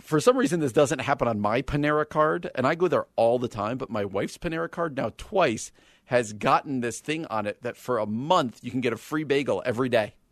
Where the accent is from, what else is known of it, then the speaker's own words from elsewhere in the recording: East Coast, United States; now in Midwest, United States; I'm from the East Coast